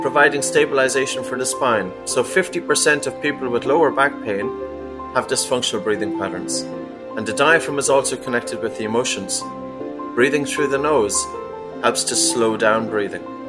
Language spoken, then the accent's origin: English; East Coast of Ireland, Ireland; I was a kid growing up in the East Coast of Ireland